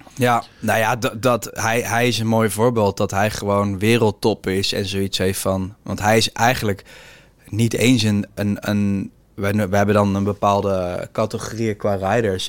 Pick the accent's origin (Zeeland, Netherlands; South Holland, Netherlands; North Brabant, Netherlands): South Holland, Netherlands; The Hague; ik kom zelf ook uit Den Haag